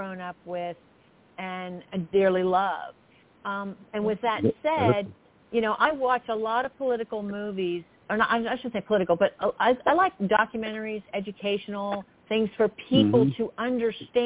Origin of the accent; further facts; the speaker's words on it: Florida, United States; I'm from Florida as well.